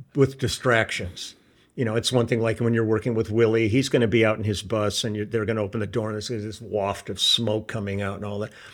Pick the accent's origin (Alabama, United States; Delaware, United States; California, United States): California, United States; Los Angeles; also born or lived in Milwaukee, Wisconsin; we moved here when I was f, going on five years old. So my roots in Milwaukee aren't, aren't, uh, that deep. You know, I'm pretty much a San Fernando Valley kid.